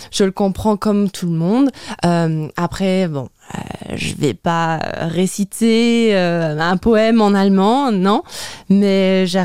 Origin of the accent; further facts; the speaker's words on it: Luxembourg; first language French; bah, j'ai deux langues maternelles, le français et le luxembourgeois. Et je pense que quand on mélange ces deux langues, bah, il y a forcément un accent qui en ressort.